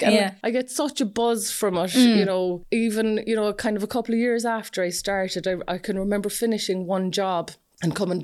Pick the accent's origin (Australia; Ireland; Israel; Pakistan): Ireland; Fermoy, Munster; moved away as an adult; also born or lived in Cork; now in West Cork, Ireland; I'm from Fermoy originally